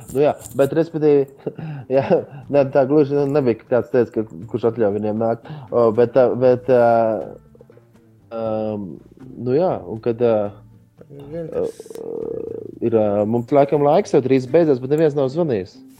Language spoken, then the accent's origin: Latvian; Latvia; mēs esam no Latvijas.